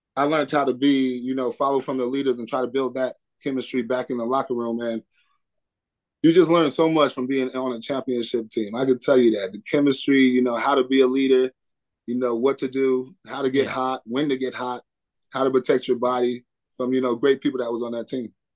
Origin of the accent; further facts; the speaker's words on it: Tucson, Arizona, United States; moved away as an adult; also born or lived in Chicago; university where I was born and raised